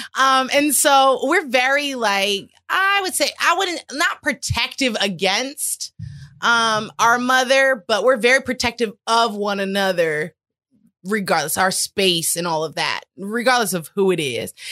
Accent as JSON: {"language": "English", "region": "California", "country": "United States", "said": "we're also from California"}